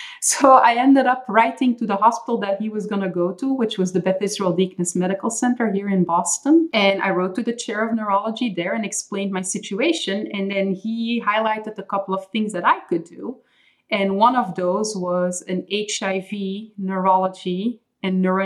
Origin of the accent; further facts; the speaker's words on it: Belgium; first language Dutch; English is a second language; moved away as an adult; I was born and raised for the most part in Belgium. So I speak Dutch or Flemish at home